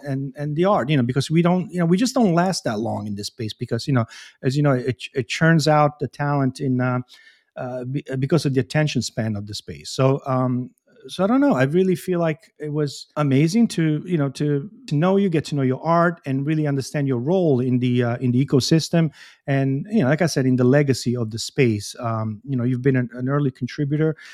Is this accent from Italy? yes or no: yes; Bari, Apulia, Italy; I'm from Puglia, I'm from Bari.